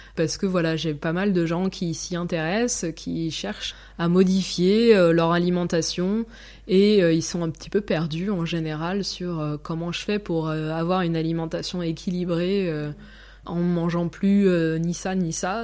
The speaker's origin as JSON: {"language": "French", "country": "France", "moved": "as an adult", "lives_now": "Zurich, Switzerland", "said": "je suis française"}